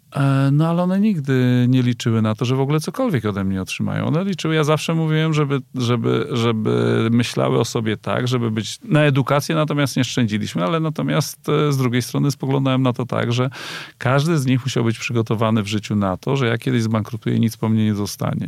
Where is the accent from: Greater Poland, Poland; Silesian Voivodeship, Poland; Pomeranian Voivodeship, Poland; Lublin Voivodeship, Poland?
Pomeranian Voivodeship, Poland; Kościerzyna; ja pochodzę z mojej miejscowości, Kościerzyna, 25 tysięcy